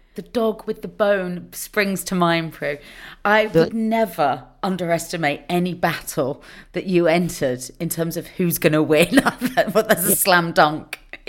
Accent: Cheltenham, South West England, United Kingdom; I'm from Cheltenham

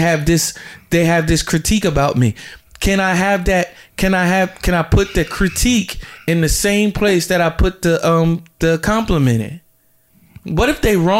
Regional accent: New Jersey, United States; also born or lived in Georgia; I'm from Jersey

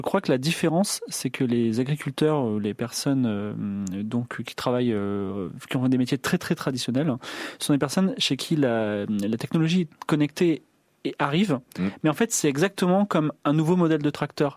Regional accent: southern France, France; moved away as an adult; j'ai vécu mes 19 premières années à 800 km de Paris

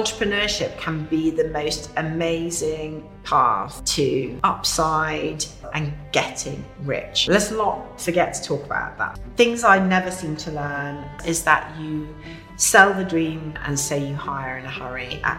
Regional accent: Yorkshire and the Humber, United Kingdom; So I grew up in Yorkshire, which mm-hmm. you wouldn't gather anymore

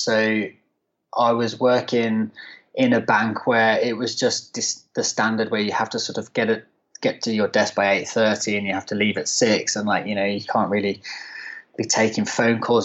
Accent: near Birmingham, West Midlands, United Kingdom; moved away as an adult; now in London, United Kingdom; I'm actually from the West Midlands originally, so near not far from Birmingham and on the West Midlands side

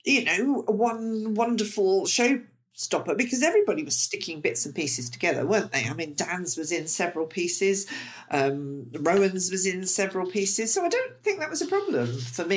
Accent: United Kingdom; us British

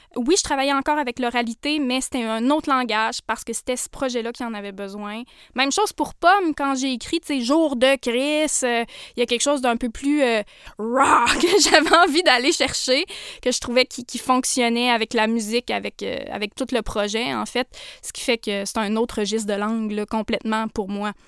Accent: Portneuf-sur-Mer, Quebec, Canada; Je viens de la Côte-Nord

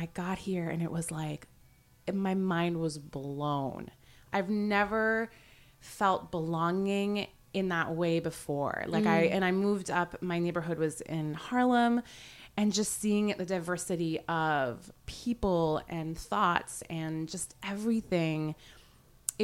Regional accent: Vancouver, British Columbia, Canada; also born or lived in Iran; we went there when I was pretty young, and I grew up in Vancouver

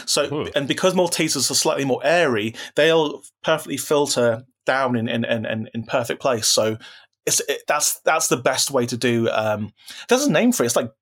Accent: London, United Kingdom; I'm from South London

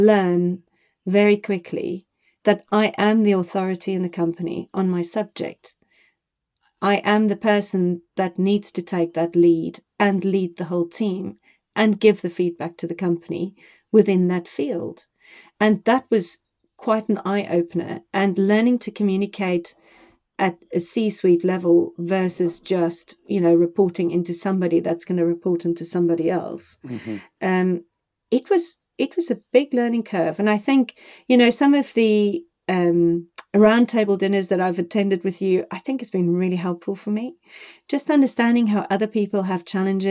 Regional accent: South Africa; now in United Kingdom; I come from South Africa

